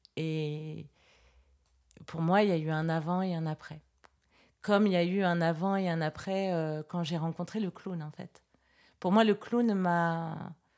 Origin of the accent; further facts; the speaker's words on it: Versailles, Île-de-France, France; Moi, je suis née à Versailles